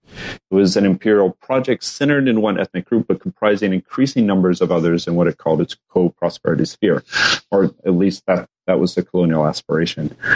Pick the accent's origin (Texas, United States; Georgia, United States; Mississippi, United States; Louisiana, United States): Texas, United States; Lubbock; moved away as an adult; also born or lived in Japan / Chicago; I was also from Lubbock, Texas